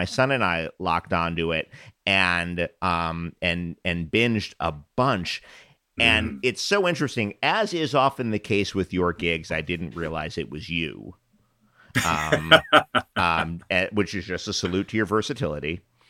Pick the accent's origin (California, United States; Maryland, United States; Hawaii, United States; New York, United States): New York, United States; I grew up in New York, and I've heard a lot of different voices in my life